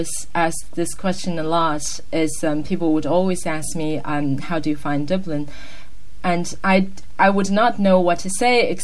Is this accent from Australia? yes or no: no; China; English is a second language; moved away as an adult; also born or lived in Ireland; I'm from China